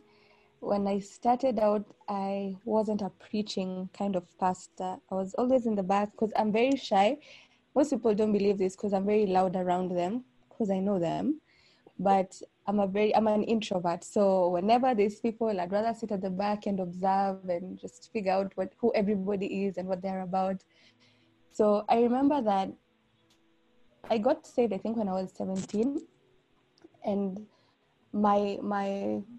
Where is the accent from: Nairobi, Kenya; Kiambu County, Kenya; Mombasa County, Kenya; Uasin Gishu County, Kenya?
Nairobi, Kenya; I'm from Nairobi, Kenya